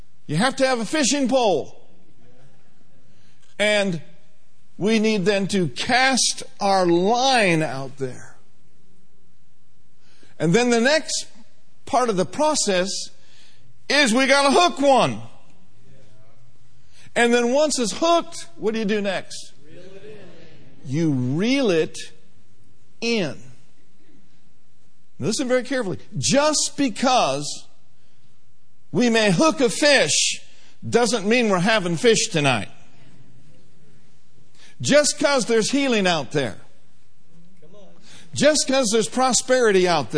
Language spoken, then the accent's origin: English; Minneapolis, Minnesota, United States; I grew up in the heart of Minneapolis, on the south side